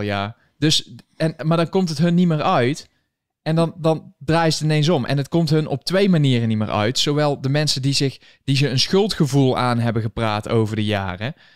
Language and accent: Dutch; Netherlands; moved away as an adult; now in United States; Hoe lang woon je hier al? Ja, zeven jaar